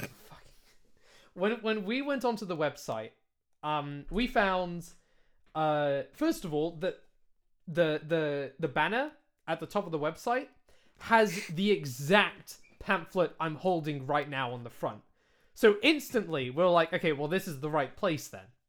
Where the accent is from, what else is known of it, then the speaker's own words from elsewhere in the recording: United Kingdom; accent: British; I am British. This accent is a British accent.